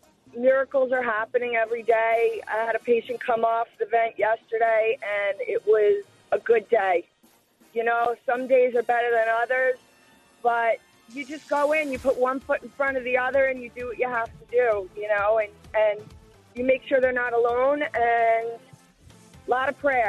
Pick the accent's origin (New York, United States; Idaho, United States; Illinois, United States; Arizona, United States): New York, United States; now in Florida, United States; I grew up in New York and I've been down here for about 20 years. And I'm proud to be a nurse. I'm proud to be a New Yorker. I'm proud to be living in Florida now and helping people.